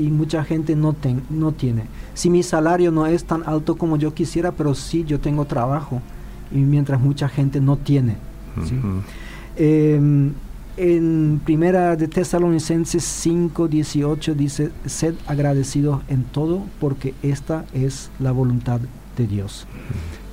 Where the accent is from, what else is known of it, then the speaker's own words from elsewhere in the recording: Filadelfia, Boquerón, Paraguay; moved away; en mi comunidad, de donde yo vengo, ahí del interior, del mm. interior profundo en Filadelfia